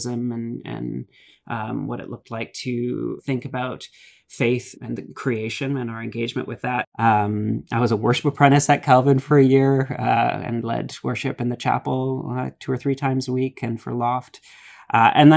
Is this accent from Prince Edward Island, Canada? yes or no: no; Ajax, Ontario, Canada; also born or lived in British Columbia / Acton, Ontario; started his first church in Ajax Pickering Crossroads CRC, which was really sort of where most of my memories of church as a child are from